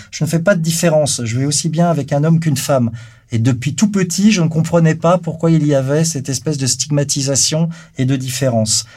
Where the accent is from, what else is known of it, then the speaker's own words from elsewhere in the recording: Versailles, Île-de-France, France; je suis né à Versailles, donc dans une famille bourgeoise, dans les années 1962